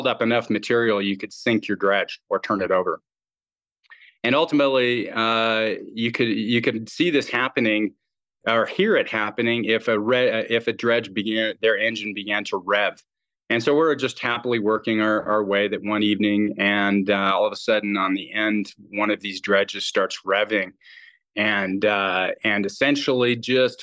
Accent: Colorado, United States; moved away as an adult; also born or lived in Venezuela; I grew up in Colorado

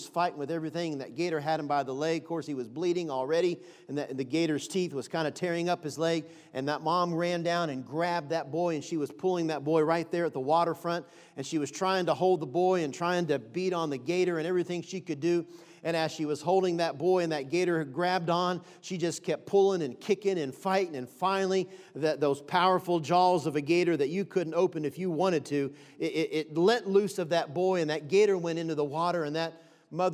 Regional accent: Florida, United States; moved away; also born or lived in Baltimore, Maryland; I'm from Florida originally. I was born in Baltimore, Maryland, but I spent a lot of years, my high school years, and my mom and dad had residence in Florida for a number of years

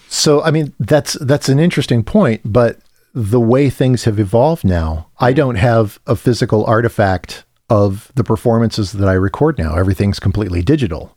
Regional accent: Midwest, United States; moved away; coming from the Midwest where I grew up on Papa Dolls and Garcias and thick crust pizza

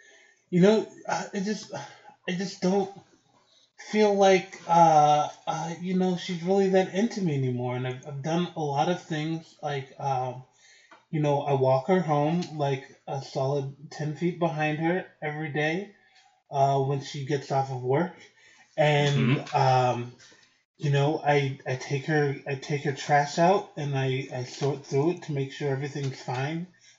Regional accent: Phoenix, Arizona, United States; I'm from Phoenix, Arizona

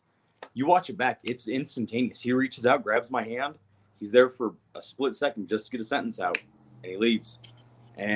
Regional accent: Arizona, United States; also born or lived in Kentucky; We moved to Kentucky from Arizona

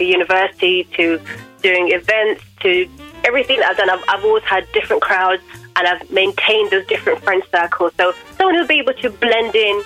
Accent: London, United Kingdom; I'm from Wembley in London

